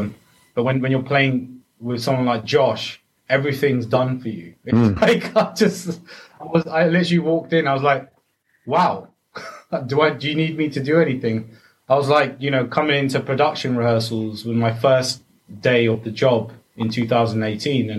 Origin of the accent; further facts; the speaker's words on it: Ealing, London, United Kingdom; born and raised in Ealing